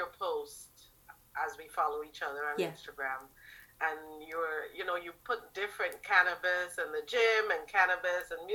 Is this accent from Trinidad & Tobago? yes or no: yes; Trinidad & Tobago; moved away; also born or lived in Toronto; I was born in Trinidad